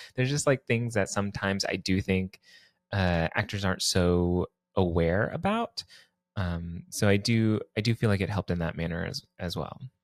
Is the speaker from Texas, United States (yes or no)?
yes; Texas, United States; now in New York City, United States; I was born and raised in Texas